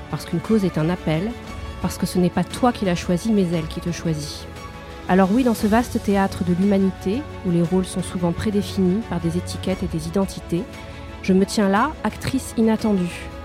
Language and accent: French; Corsica, France; Parce que je suis corse et que je porte cet héritage et noblesse d'âme et de cœur dont il me faut être à la hauteur.